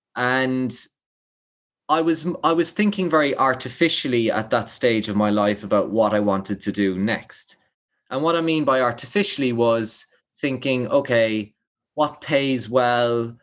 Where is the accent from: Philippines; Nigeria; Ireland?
Ireland; Limerick, Munster; growing up in Limerick